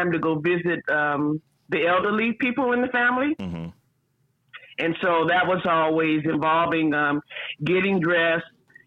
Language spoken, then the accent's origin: English; Oakland, California, United States; we were born and raised in the Bay Area in Oakland